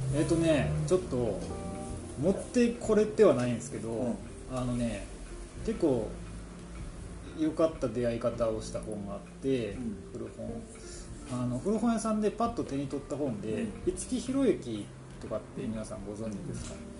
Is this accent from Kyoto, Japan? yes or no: yes; Kyoto, Japan; 京都出身なんですけど